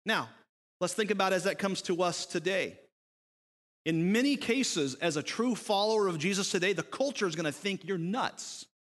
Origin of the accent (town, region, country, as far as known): United States